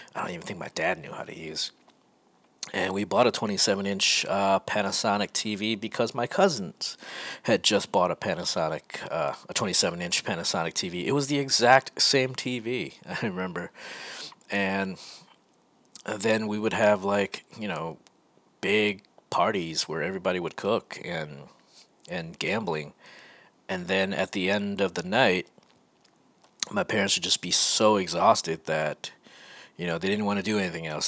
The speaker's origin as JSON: {"language": "English", "town": "Rochester", "region": "New York", "country": "United States", "tie": "born or raised there", "also_born_or_lived": "California", "moved": "as an adult", "said": "Growing up in Rochester, I was, I, I, guess I would say I was a straight edge kid."}